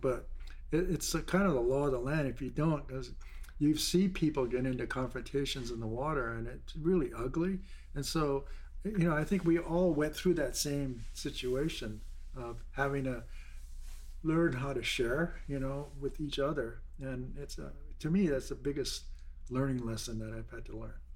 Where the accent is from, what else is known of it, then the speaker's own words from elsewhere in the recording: Honolulu, Hawaii, United States; grew up in Waikiki Beach